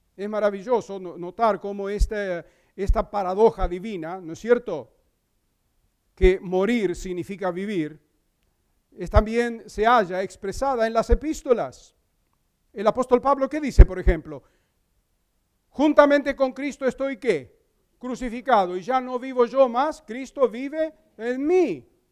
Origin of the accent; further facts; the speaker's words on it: Crete, Greece; moved away; en la isla de Creta, donde yo nací